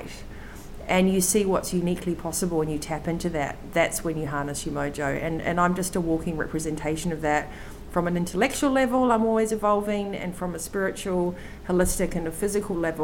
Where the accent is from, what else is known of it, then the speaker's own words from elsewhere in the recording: New Zealand; I'm a Kiwi